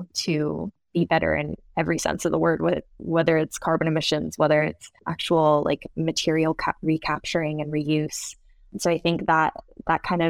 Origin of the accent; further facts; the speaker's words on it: Seattle, Washington, United States; moved away as an adult; also born or lived in Sweden; growing up in Seattle in the US